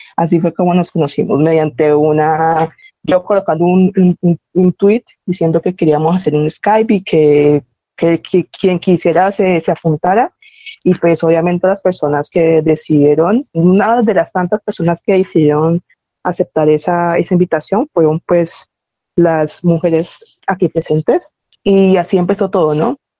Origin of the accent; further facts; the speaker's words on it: Cali, Valle del Cauca, Colombia; yo soy de Cali